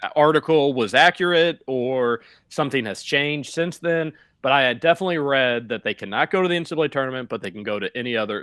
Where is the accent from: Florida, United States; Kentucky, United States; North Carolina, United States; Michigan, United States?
Kentucky, United States; Louisville; Growing up in the Highlands too, Roush, going to their basketball camps growing up.